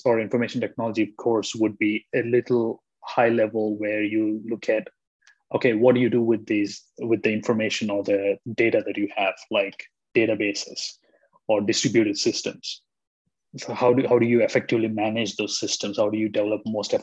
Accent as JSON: {"language": "English", "country": "India", "said": "I'm from India"}